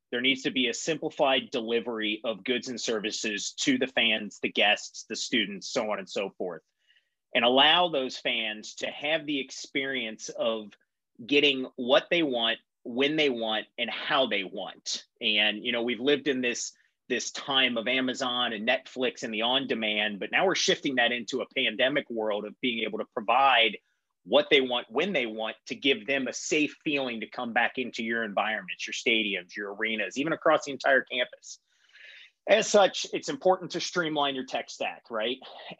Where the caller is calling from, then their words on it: Cincinnati, Ohio, United States; So like Dana said … I hail to you from Cincinnati, Ohio this morning.